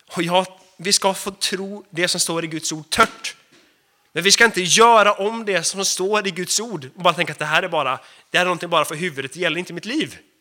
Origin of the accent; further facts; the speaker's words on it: Sweden; Jag är också svensk.